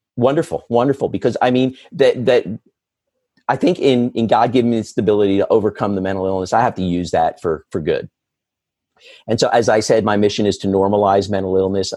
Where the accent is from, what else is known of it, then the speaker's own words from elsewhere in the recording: Philadelphia, Pennsylvania, United States; right here in my hometown